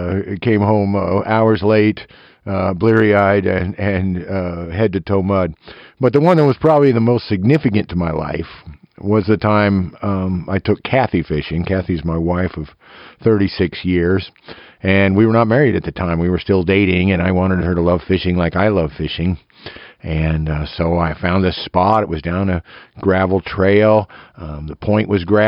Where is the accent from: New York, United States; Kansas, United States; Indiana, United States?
Kansas, United States; eastern; tree-hugging redneck from eastern Kansas